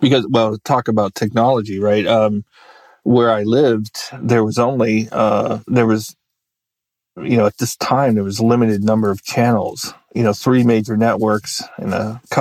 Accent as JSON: {"language": "English", "country": "United States", "tie": "born or raised there", "also_born_or_lived": "Virginia", "said": "I grew up in Maryland and Virginia"}